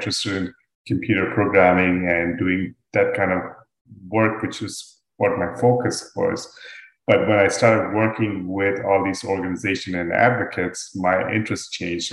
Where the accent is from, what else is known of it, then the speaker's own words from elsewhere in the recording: Dubai, United Arab Emirates; moved away as an adult; also born or lived in India; now in United States; I'm originally from India. I grew up in Dubai, and then I came to the US